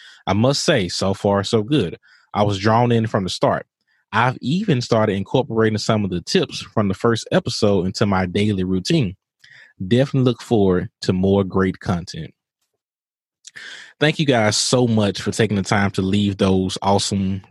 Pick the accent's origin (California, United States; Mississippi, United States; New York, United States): Mississippi, United States; Mississippi, my home state